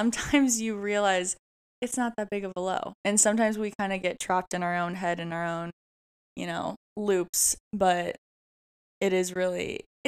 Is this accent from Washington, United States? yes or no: yes; Seattle, Washington, United States; moved away as an adult; also born or lived in Oregon; now in Los Angeles, United States; I grew up in Seattle, Washington, and graduated from the University of Oregon